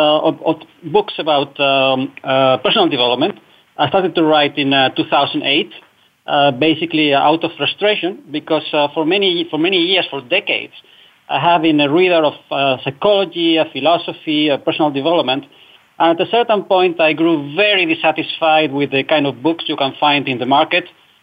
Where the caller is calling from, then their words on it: Netherlands; I'm calling from the Netherlands, Europe.